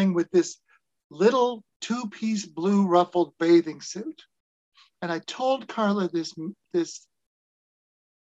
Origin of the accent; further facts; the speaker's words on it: Nebraska, United States; moved away; I was from Nebraska